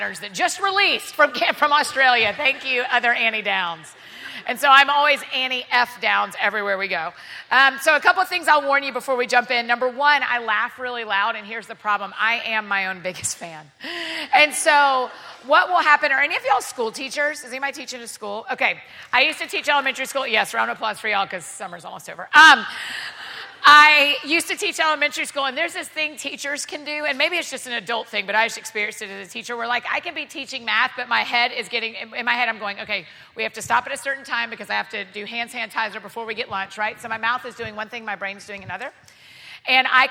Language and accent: English; Atlanta, Georgia, United States; also born or lived in Edinburgh; now in Nashville, United States; I grew up in Atlanta, but I was living in Nashville